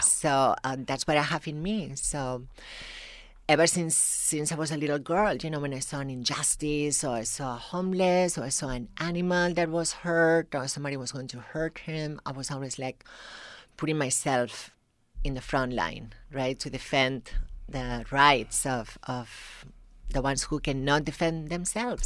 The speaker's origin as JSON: {"language": "English", "town": "Tarragona", "region": "Catalonia", "country": "Spain", "tie": "born or raised there", "accent": "thick accent", "second_language": "English", "moved": "as an adult", "lives_now": "United States", "said": "I'm from the south, a little city called Tarragona, which is in, by the sea."}